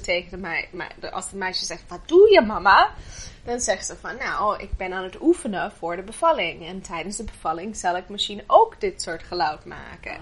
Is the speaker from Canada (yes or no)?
yes; Canada; Dutch is a second language; moved away as an adult; now in Netherlands; ik ben niet, eh, oorspronkelijk Nederlander. Eh, ik kom uit Canada en, eh, ik ben achttien jaar geleden naar Nederland toegekomen